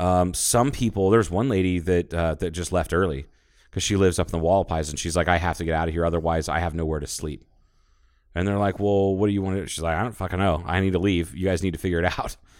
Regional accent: Ohio, United States; moved away; growing up in Ohio

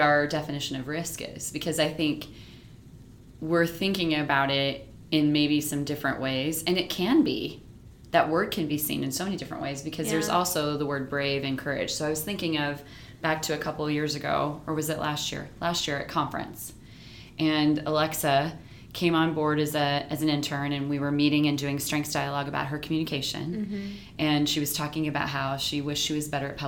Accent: Nebraska, United States; we're the only people from Nebraska

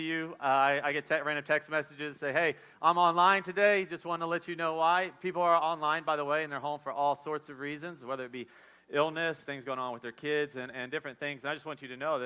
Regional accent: Midwest, United States; moved away; also born or lived in the South; I'm from the Midwest

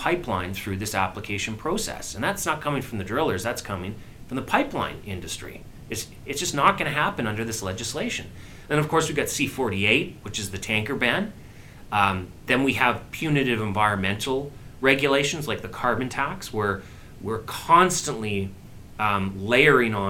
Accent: Alberta, Canada; as a Canadian, as an Albertan, as a Western Canadian

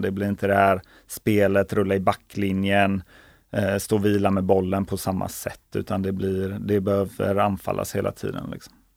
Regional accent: Kungsbacka, Halland County, Sweden; där jag är uppväxt i Kungsbacka

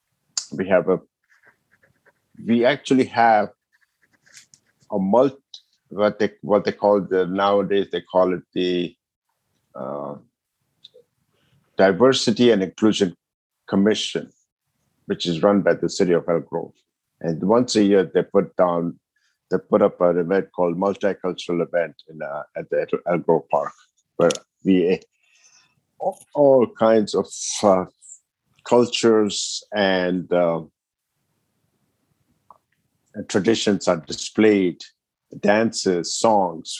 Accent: Ethiopia; moved away; I was born and raised in Ethiopia

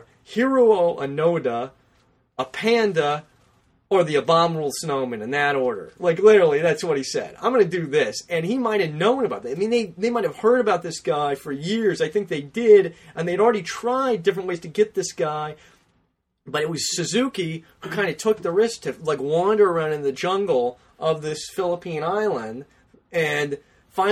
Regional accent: Los Angeles, California, United States; growing up in the San Fernando Valley

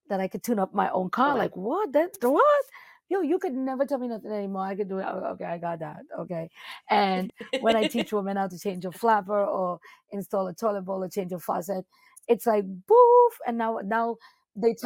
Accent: Trinidad & Tobago; now in New York City, United States; where I'm from Trinidad and Tobago

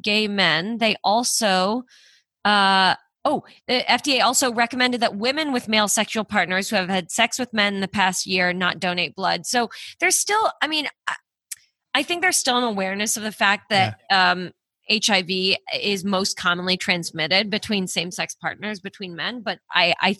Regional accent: Canada; moved away; I'm Canadian

